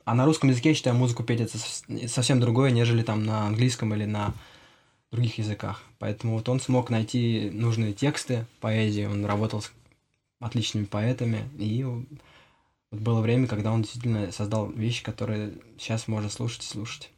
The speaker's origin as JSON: {"language": "Russian", "region": "Vladimir Oblast", "country": "Russia", "said": "я из Владимирской области, из маленького городка"}